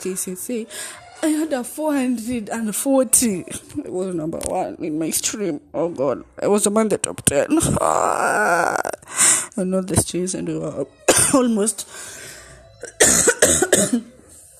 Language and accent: English; Eldoret, Uasin Gishu County, Kenya; also born or lived in Nairobi, Kenya; when I was in Eldoret, where I made these friends of mine who are druggers, it was 2007, class 3